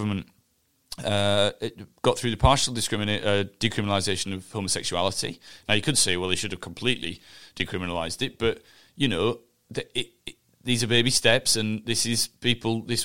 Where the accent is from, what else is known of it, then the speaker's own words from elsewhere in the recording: Huddersfield, Yorkshire and the Humber, United Kingdom; I've always been proud of to say I'm from Huddersfield